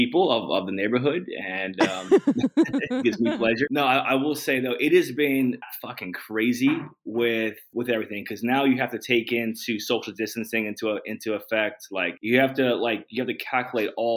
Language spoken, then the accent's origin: English; New Jersey, United States; also born or lived in North Carolina / Germany / Oklahoma; So I'm from New Jersey, Northeast. When I was a kid, I did live like in North Carolina for a few, like 5 years, but I was young, moved back. back to New Jersey, went to high school in New Jersey.